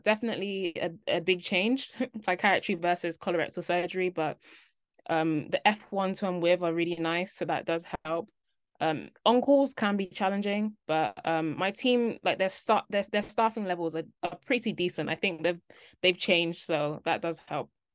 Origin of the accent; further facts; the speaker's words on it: London, United Kingdom; moved away as an adult; also born or lived in Cardiff; I'm from London. I'd been in London my whole life